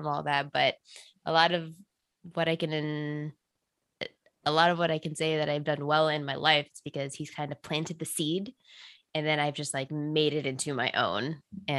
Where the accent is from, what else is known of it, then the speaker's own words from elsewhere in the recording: Texas, United States; I grew up in Texas